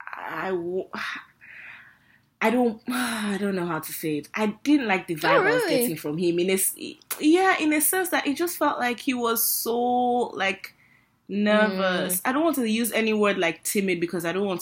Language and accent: English; Nigeria; we're Nigerian